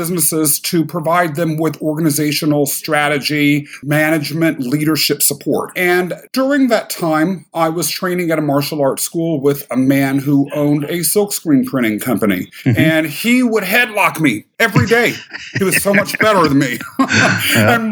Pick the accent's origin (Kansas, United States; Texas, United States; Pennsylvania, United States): Kansas, United States; moved away as an adult; also born or lived in London, England; now in New York City, United States; I was born in London, England, adopted by a factory worker and a civil servant who raised me in Kansas, of all places